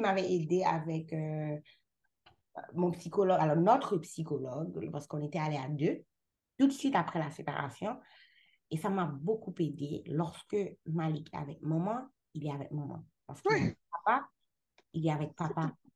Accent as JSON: {"language": "French", "country": "Haiti", "moved": "yes", "lives_now": "Canada", "said": "je suis haïtienne. Je suis haïtienne dans tous les sens"}